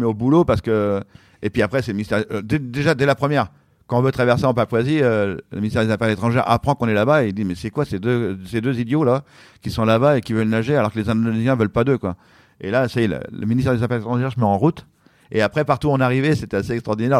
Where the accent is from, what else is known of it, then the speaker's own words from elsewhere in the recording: France; J'arrive de France